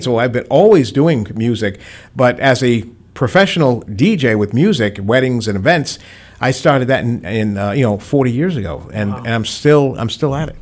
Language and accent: English; Providence, Rhode Island, United States; moved away as an adult; now in Attleboro, United States; was born and raised in Providence